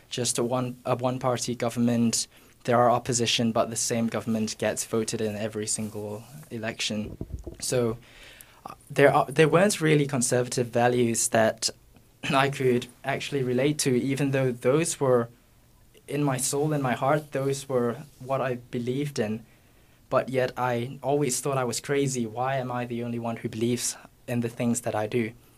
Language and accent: English; Singapore; Hi, I'm …, and I'm from Singapore.